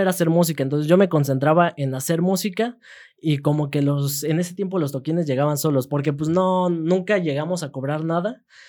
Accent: Peñamiller, Querétaro, Mexico; cuando era chiquito vivía en Peñamiller, entonces en Peñamiller siempre era que el duranguense, que el norteño, que este, la quebradita, que el, el reque. Ya después este, me vengo acá a Querétaro

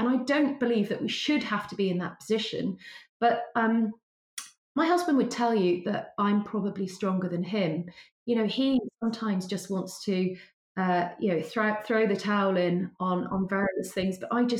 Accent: Wales, United Kingdom; I sound, you know, quite English speaking, I'm actually a Welsh person from a very ordinary working background.

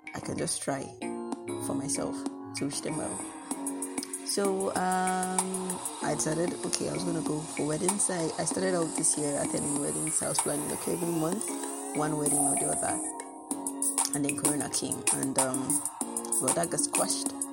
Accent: Nigeria; I'm actually very proud to be Nigerian

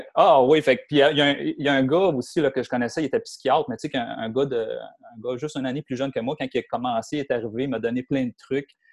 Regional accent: Montreal, Quebec, Canada; moved away as an adult; also born or lived in Sherbrooke / Victoriaville / Saint-Eustache; now in Blainville, Canada; je viens, de, dans le fond, de Anjou, euh, est de ah! Montréal. Euh, j'ai grandi là euh, toute ma jeunesse

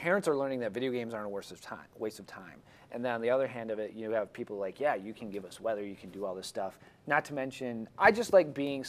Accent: Michigan, United States; I like to think that growing up in Northern Michigan, I know the weather patterns pretty decently.

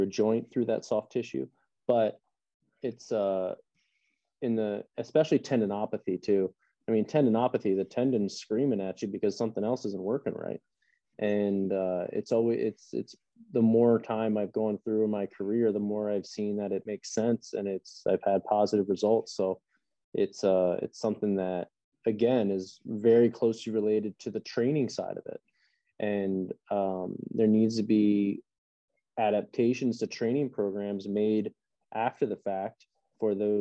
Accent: just outside of Reading, Pennsylvania, United States; my hometown, I'm not from Reading, but just outside of Reading

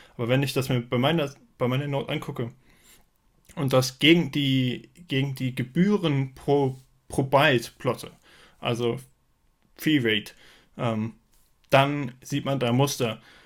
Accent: Frankfurt, Hesse, Germany; ich komme aus dem Raum Frankfurt

